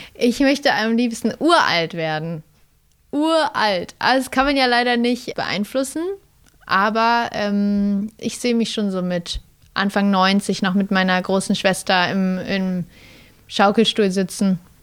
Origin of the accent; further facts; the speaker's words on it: Kassel, Hesse, Germany; now in Berlin, Germany; Kassel ist einfach da, wo ich aufgewachsen bin und Berlin ähm, da, wo ich jetzt gerade lebe